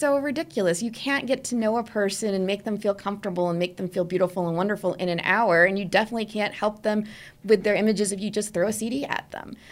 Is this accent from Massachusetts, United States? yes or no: no; New Jersey, United States; moved away; I'm originally from New Jersey